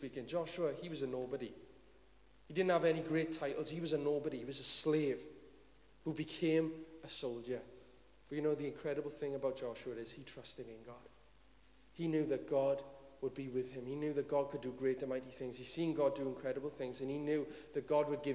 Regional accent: Cwm Dhu, Wales, United Kingdom; I'm just from Cwm Dhu.

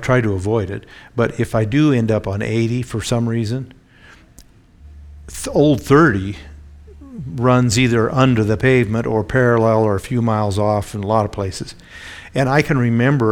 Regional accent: Oregon, United States; when I was a little kid, I grew up in Oregon

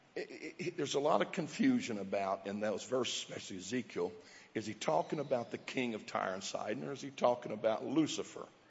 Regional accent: southeast Missouri, United States; as a kid in southeast Missouri

